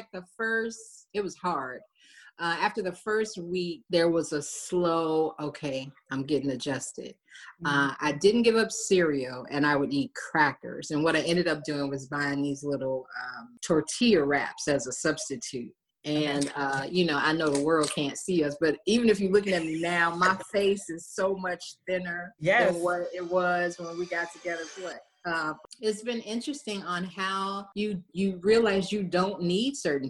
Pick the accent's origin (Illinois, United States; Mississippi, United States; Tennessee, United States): Illinois, United States; Chicago; moved away; I'm from Chicago